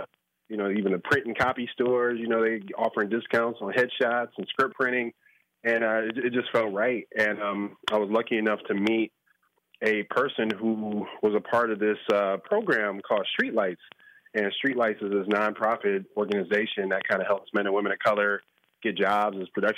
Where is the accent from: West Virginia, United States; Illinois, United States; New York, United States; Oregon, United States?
Illinois, United States; Chicago; football growing up in Chicago was kind of that for me.